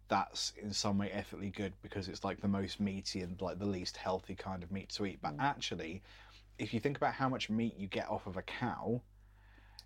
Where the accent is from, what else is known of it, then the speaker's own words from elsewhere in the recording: England, United Kingdom; I'm English